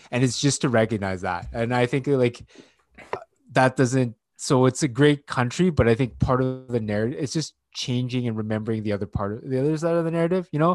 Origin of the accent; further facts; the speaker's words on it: Canada; first generation Asian, uh, Canadian-born Chinese